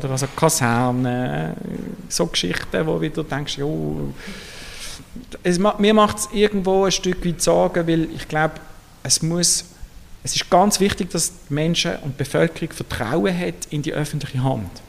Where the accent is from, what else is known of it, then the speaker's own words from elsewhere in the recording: Basel, Basel-Stadt, Switzerland; Also der Rhein, ich bin in Basel aufgewachsen, ich bin viel am Rhein gesehen